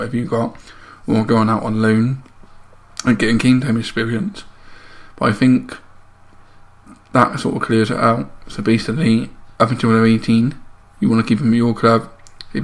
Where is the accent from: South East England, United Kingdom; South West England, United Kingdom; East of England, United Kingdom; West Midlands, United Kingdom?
South West England, United Kingdom; Bristol; I am from Bristol